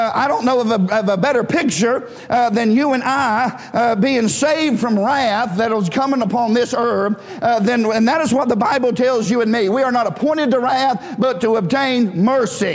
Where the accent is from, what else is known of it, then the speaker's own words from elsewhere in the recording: United States; we're American